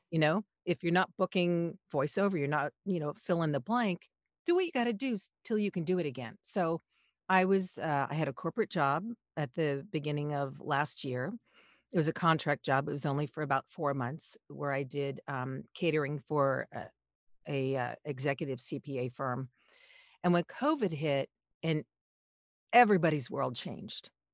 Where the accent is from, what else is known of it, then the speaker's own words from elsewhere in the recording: Los Angeles, California, United States; I grew up in Los Angeles.